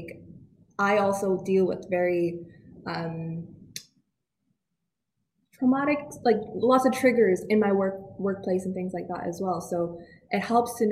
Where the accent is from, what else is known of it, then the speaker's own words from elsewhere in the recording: Canada; accent: Canadian; now in United Kingdom; I have a Canadian accent